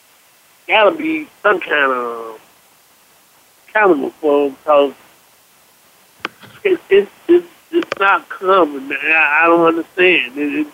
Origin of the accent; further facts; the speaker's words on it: Miami, Florida, United States; also born or lived in Fort Lauderdale; I'm from Fort Lauderdale, I'm from Miami, I've been over town, I've been in town